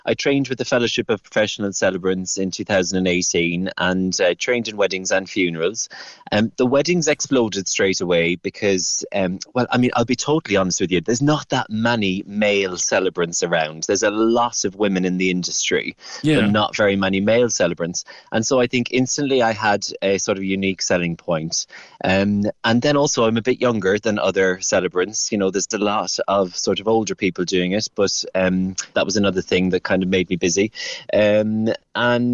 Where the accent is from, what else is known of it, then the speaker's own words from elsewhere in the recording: Cork, Munster, Ireland; moved away as an adult; now in United Kingdom; I'm from Toker. I'm a Cork boy, born and bred. And I'm living over here now in the UK for the past 20 years